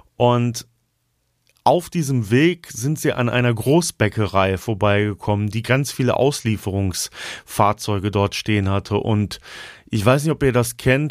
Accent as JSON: {"language": "German", "town": "Altenau", "country": "Germany", "tie": "born or raised there", "said": "in meiner Heimatstadt Altenau"}